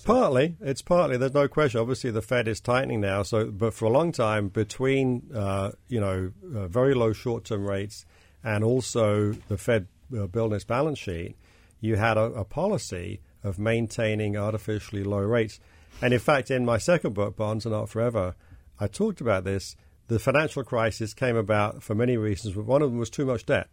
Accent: London, United Kingdom; now in United States; this isn't where I grew up. I brought my accent with me from, from London

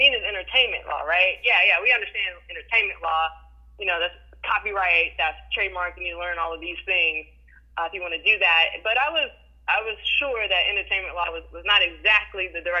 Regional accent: Houston, Texas, United States; I am born and raised in Houston.

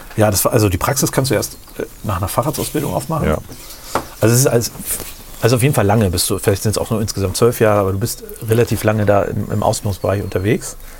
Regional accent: Rotenburg, Germany; im Krankenhaus in Rothenburg mhm. wo ich geboren bin in dem Krankenhaus

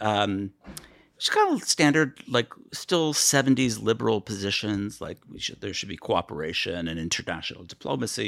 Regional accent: Chappaqua, New York, United States; moved away as an adult; also born or lived in Cape Kennedy, Florida / South America / Washington, D.C.; I grew up in, uh, Westchester County, New York

